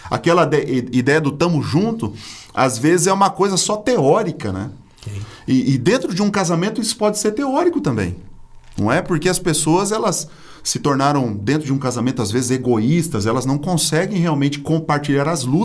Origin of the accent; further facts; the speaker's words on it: Minas Gerais, Brazil; Sou também. Mineiro, opa.